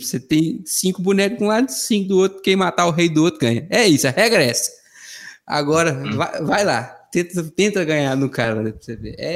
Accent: Minas Gerais, Brazil; Eu sou mineiro

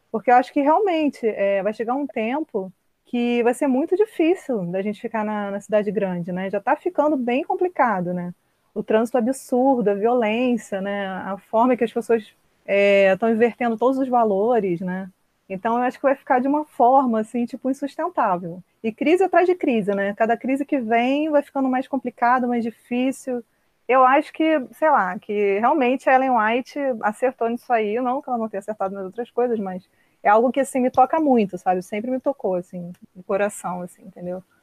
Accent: Rio de Janeiro, Brazil; also born or lived in São Paulo; Eu ainda não me acostumei de volta com cidade grande. E olha que eu sou do Rio, né? Que é maior ainda.

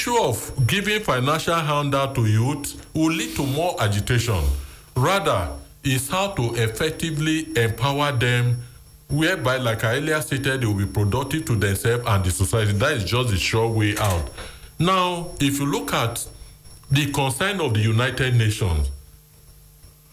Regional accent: Lagos, Nigeria; I was born in Dodan Barrack. And I live in the barrack

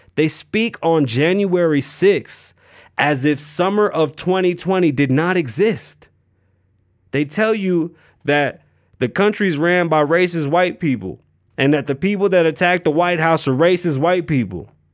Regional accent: New York, United States; now in Las Vegas, United States; I'm from New York, and I grew up one way, and when I came here to Las Vegas, things changed

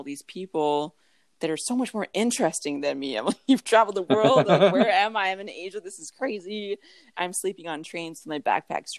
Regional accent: Thunder Bay, Ontario, Canada; also born or lived in British Columbia; I'm from Thunder Bay, but I was living in British Columbia

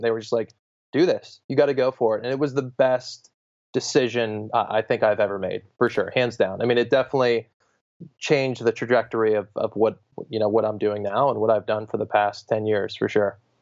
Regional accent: Pittsburgh, Pennsylvania, United States; moved away as an adult; now in Bay Area, United States; I'm from Pittsburgh, Pennsylvania. I'm currently living in, uh, Northern California in the Bay Area

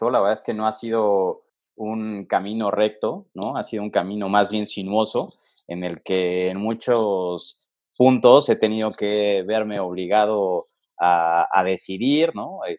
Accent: Mexico City, Mexico; born there; Pues mira, fíjate que soy un chavo ya no tan chavo, nacido aquí en la Ciudad de México, ¿no? Este, ya con 33 años de, edad, nacido por ahí del 87.

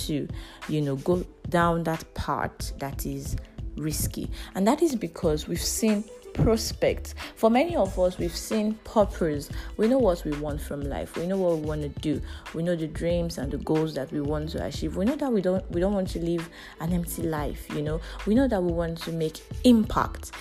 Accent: Nigeria; As a Nigerian, we live a life of risks every day

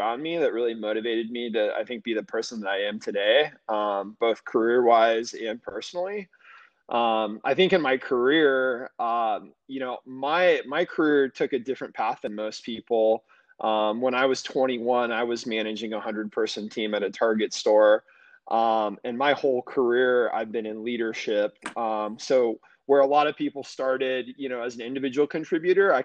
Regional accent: the Bay Area, California, United States; moved away as an adult; now in Phoenix, United States; I'm born and raised in the Bay Area. I spent about 30 years there before moving to Phoenix 2 years ago.

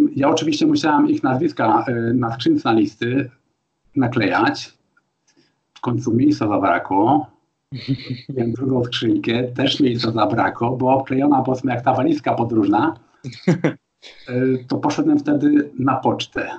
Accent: Poland; moved away as an adult; also born or lived in Sopot; now in Germany; Tak samo jak ja teraz przyjeżdżam do Polski po 30 latach

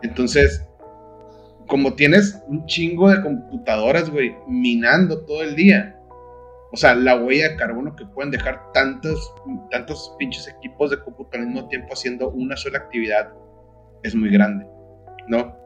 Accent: Sonora, Mexico; moved away; also born or lived in Mexico City; yo como ex sonorense que vivía en el DF

